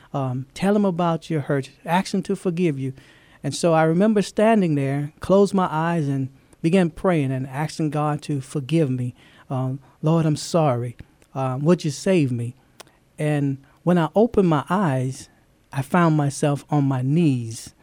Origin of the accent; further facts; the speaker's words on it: Louisiana, United States; moved away as an adult; also born or lived in Fort Knox, Kentucky; now in San Antonio, United States; I'm from, um, originally from Louisiana. That's, that's my home